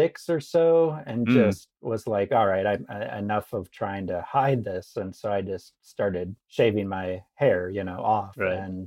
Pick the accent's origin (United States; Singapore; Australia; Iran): United States; Midwest; I grew up in the Midwest